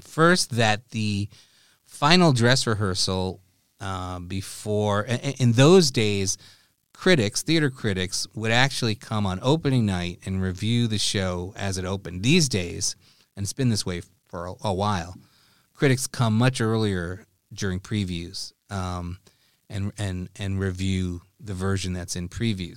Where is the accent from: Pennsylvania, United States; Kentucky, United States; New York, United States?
New York, United States; New York City; as a kid growing up in New York City.